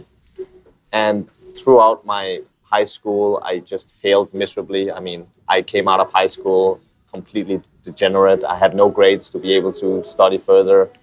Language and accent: English; Copenhagen, Capital Region of Denmark, Denmark; moved away as an adult; now in Philippines; I'm from Copenhagen, Denmark